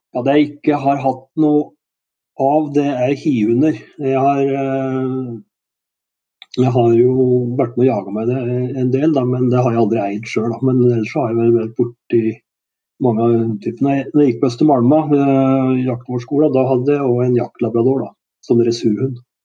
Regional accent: Gjøvik, Innlandet, Norway; also born or lived in Bagn, Valdres / Stor-Elvdal / Sweden; Og flytta etter hvert til Gjøvik, hvor jeg gikk på skole

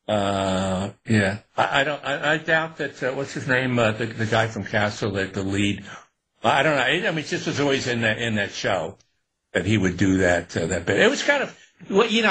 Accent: Newburgh, New York, United States; growing up in Newburgh and upstate

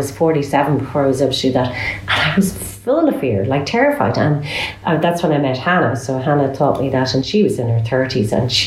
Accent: Ireland; moved away; I came from Catholic Ireland, like real Catholic

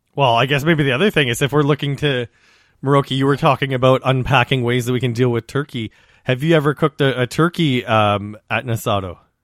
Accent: Saskatchewan, Canada; I come from Saskatchewan, which is a region well known for grain, but also for its beef production.

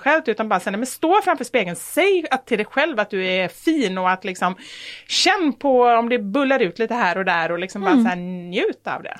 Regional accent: Gothenburg, Västra Götaland, Sweden; jag är också från Göteborg

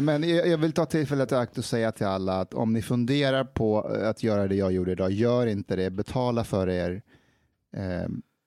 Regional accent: Afghanistan; now in Sweden; jag är afghan så jag kanske är 32

